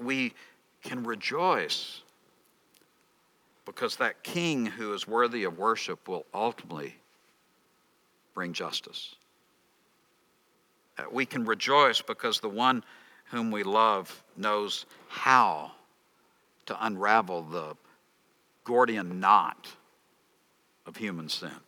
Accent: Texas, United States; I'm from Texas. In Texas, we wear our jeans too long

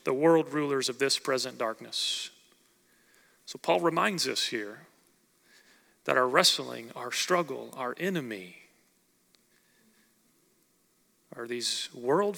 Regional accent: Oklahoma, United States; growing up in Oklahoma, I grew up going to watch the Oklahoma State Cowboys wrestle

